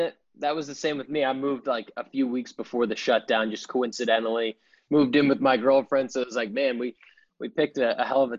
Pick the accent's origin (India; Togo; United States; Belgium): United States; Boston, Massachusetts; I'm from Boston